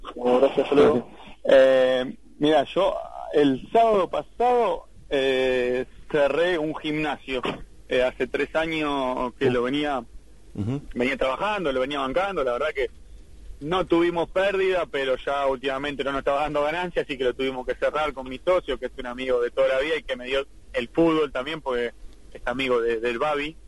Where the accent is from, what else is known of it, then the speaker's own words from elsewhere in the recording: San Miguel, Buenos Aires Province, Argentina; soy de San Miguel, de muy lejos de La Ferrera, tengo una hora y media de viaje